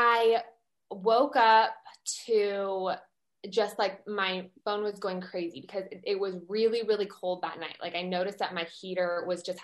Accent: El Paso, Texas, United States; moved away as an adult; also born or lived in Los Angeles, California; now in Austin, United States; I'm a born and raised Texan. I grew up in El Paso, Texas, which is very far west.

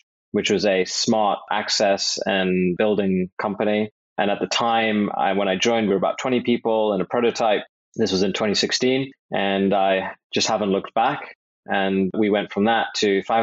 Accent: London, United Kingdom; I hail from London, England

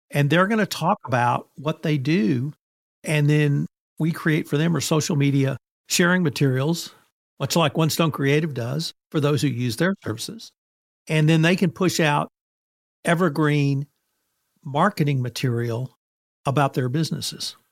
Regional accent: Kerrville, Texas, United States; I started making presentations in my hometown, which is Kerrville, Texas

